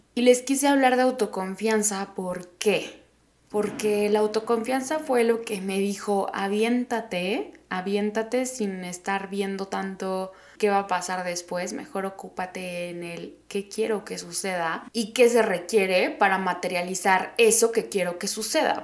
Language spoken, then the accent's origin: Spanish; Oaxaca, Mexico; moved away as an adult; now in Mexico City, Mexico; soy de Oaxaca, que nací ahí